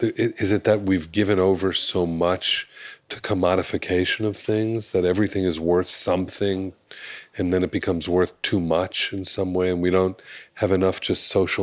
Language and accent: English; Miami Beach, Florida, United States; I grew up on Miami Beach